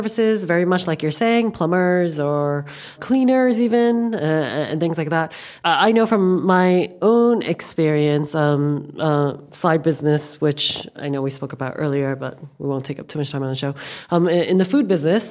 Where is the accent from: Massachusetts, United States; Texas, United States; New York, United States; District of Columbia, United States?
New York, United States; moved away as an adult; now in London, United Kingdom; I was born and raised in New York, and I came to London about 10 years ago